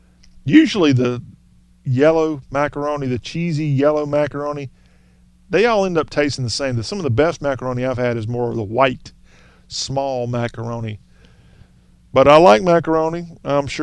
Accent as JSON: {"language": "English", "region": "the South", "country": "United States"}